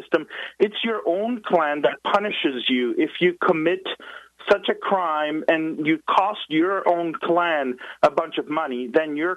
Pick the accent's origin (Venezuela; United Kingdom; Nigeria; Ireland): Venezuela; moved away; I was born in Venezuela